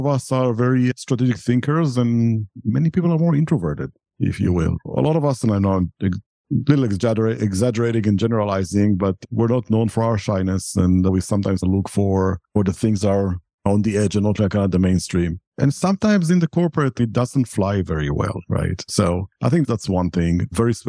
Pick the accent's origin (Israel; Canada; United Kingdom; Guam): Israel; moved away as an adult; I'm originally from Israel and I served in the military in Israel.